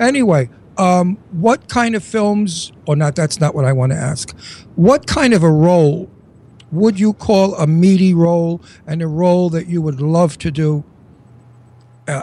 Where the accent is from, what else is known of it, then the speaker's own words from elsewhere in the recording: New York City, New York, United States; accent: Brooklyn; I was Red Hook, borderline Brooklyn Heights, Columbia Street